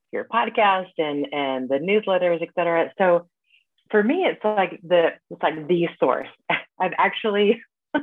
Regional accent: United States; now in Paris, France; I am an American living in Paris

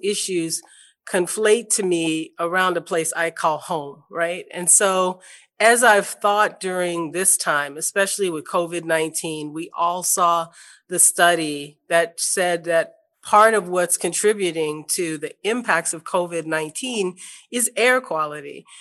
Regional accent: New Orleans, Louisiana, United States; I grew up in New Orleans

